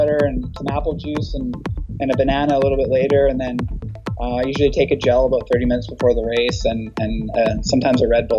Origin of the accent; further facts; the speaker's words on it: Chilliwack, British Columbia, Canada; I always do that one because I'm from Chilliwack.